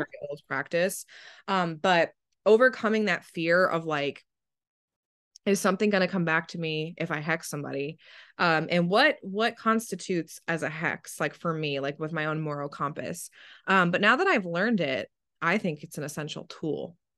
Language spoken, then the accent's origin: English; New Jersey, United States; I'm from New Jersey and it's a personality trait